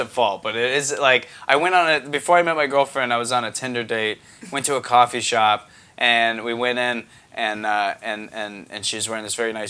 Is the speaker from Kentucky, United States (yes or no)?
no; Tampa, Florida, United States